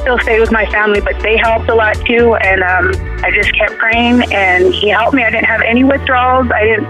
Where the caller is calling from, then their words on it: Phoenix, Arizona, United States; I'm calling from Phoenix, Arizona.